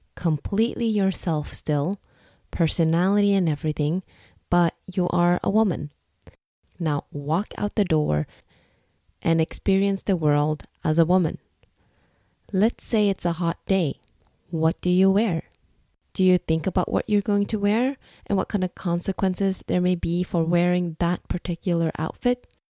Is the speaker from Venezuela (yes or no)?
no; Norway; English is a second language; also born or lived in Singapore; I am ethnically Vietnamese, but born and raised in Norway